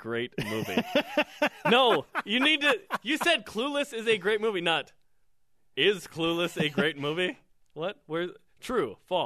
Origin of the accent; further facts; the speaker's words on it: United States; I'm an American